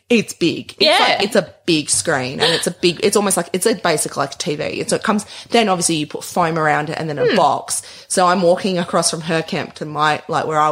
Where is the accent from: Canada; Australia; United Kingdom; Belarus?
Australia; Perth, Western Australia; also born or lived in Broome; I'm from Perth